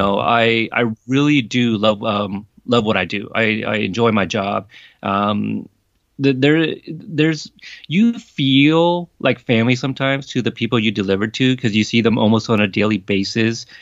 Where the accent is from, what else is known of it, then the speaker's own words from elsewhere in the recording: Portland, Oregon, United States; also born or lived in Corpus Christi, Texas; I have spent the next three decades growing up in Portland, Oregon